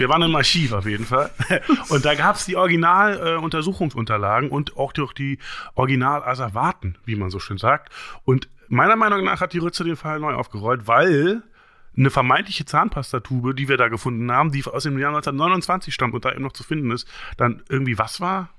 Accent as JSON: {"language": "German", "region": "East Germany", "country": "Germany", "said": "bin ja Ossi, wir hatten ja nichts"}